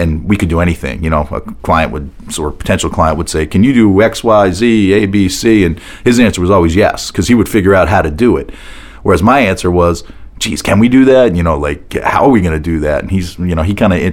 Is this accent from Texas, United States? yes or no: no; outside of Boston, Massachusetts, United States; moved away; also born or lived in New York (family); I grew up outside of Boston